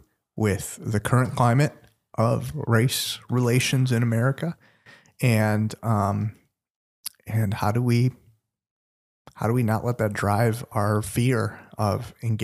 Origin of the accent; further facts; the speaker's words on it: India; But, you know, I'm Indian and nobody ever shared the gospel with me.